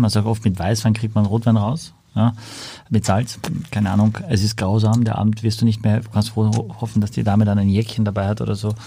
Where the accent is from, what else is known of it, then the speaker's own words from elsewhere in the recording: Austria; ich als Ösi